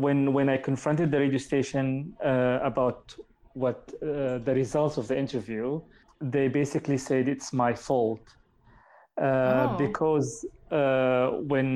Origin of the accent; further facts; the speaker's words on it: Muscat, Oman; English is a second language; moved away as an adult; now in Saarbrücken, Germany; I come from Oman, from the capital, Muscat. And at the moment, I live in Germany